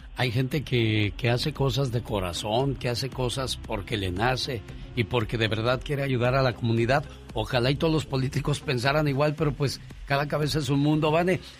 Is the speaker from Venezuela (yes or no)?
no; Mexico